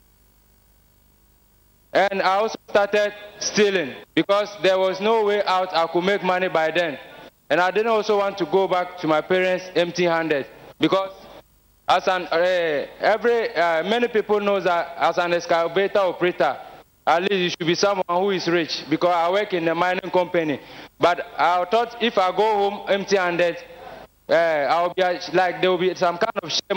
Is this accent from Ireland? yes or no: no; Ghana; I'm from Ghana